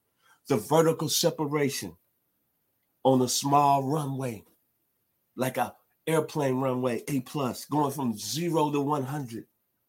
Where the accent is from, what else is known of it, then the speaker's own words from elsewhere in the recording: Memphis, Tennessee, United States; my hometown, Memphis, Tennessee.